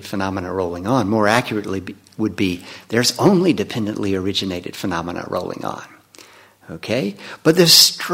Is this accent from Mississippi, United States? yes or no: yes; Leland, Mississippi, United States; growing up in Leland, Mississippi